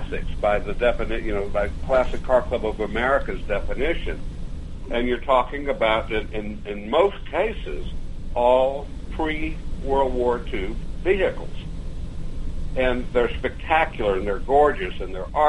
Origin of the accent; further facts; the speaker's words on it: Dallas, Texas, United States; moved away; I was born in Dallas